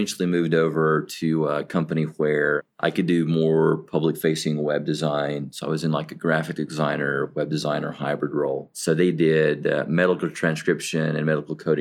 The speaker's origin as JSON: {"language": "English", "region": "the South", "country": "United States", "said": "I'm from the South in the United States"}